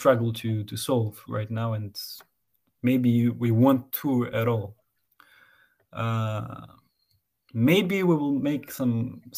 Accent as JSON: {"language": "English", "country": "Greece", "tie": "born or raised there", "moved": "yes", "lives_now": "Thessaloniki, Greece", "said": "we were together in other bands in my hometown before I moved into Saloniki"}